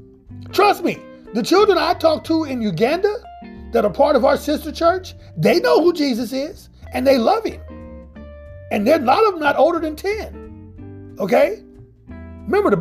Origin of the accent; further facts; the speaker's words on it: Midwest, United States; I grew up in the Midwest in the United States.